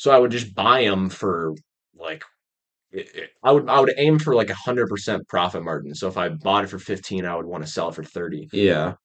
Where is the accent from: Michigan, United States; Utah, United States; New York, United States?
Michigan, United States; also born or lived in Raleigh, North Carolina; I was born in Raleigh, North Carolina. And uh, I lived there for a year and then I then I moved to um Michigan and I've been there ever since